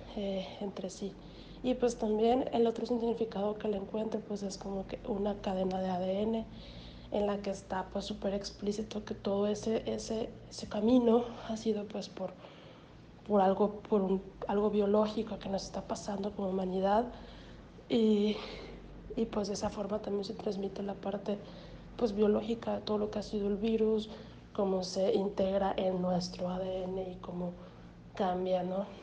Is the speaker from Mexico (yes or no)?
yes; Hermosillo, Sonora, Mexico; moved away; also born or lived in the north; Pero soy de aquí, soy de Hermosillo, entonces, pero viví mucho tiempo fuera, en el norte